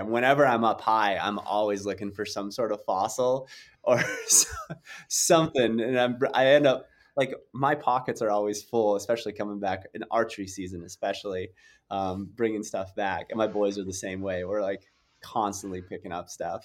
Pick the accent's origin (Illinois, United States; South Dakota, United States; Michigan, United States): South Dakota, United States; I grew up in South Dakota